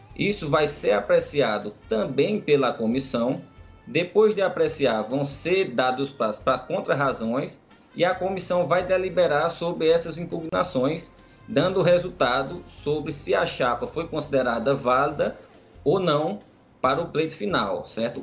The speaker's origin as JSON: {"language": "Portuguese", "town": "Caruaru", "region": "Pernambuco", "country": "Brazil", "said": "eu sou aqui de Caruaru"}